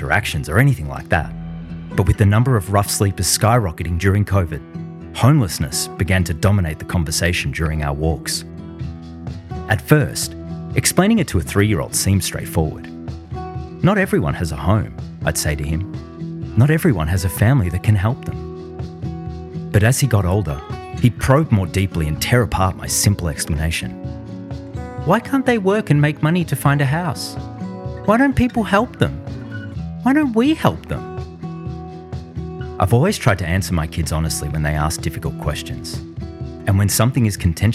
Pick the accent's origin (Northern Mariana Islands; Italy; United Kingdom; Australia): Australia; Melbourne, Victoria; moved away; we moved back to my hometown of Melbourne, Australia